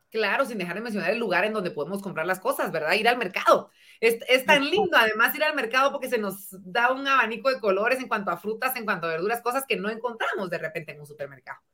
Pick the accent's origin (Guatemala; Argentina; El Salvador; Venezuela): Guatemala; como guatemaltecos